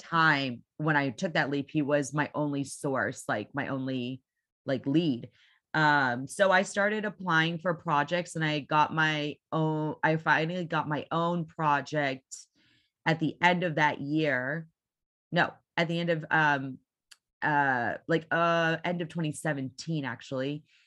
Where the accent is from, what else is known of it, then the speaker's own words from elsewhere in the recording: Houston, Texas, United States; I am been born and raised in Houston, Texas